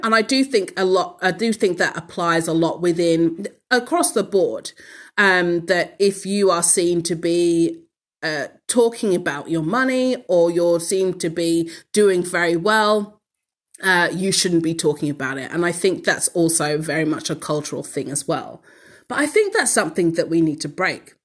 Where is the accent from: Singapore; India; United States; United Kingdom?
United Kingdom; London; now in Australia; born and bred in London